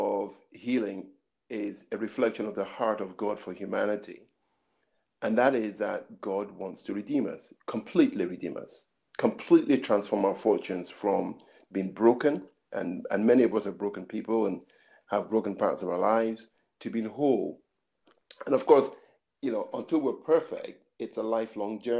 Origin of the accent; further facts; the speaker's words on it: Scotland, United Kingdom; also born or lived in Nigeria / Edinburgh; I grew up in Scotland until I was nine, then went back to Nigeria, did my secondary school there, then kept to Scotland, did further education back in Edinburgh